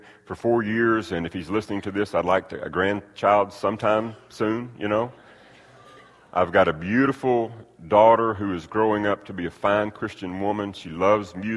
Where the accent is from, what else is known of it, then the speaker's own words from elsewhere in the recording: United States; I'm so blessed to have been born and raised and reared in the country that we live in. I've got a passport that shows that I'm an American citizen.